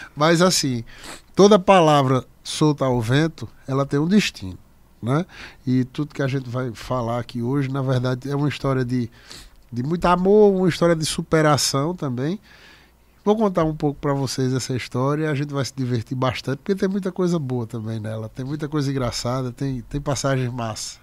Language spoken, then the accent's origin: Portuguese; Picuí, Paraíba, Brazil; eu nasci em Picuí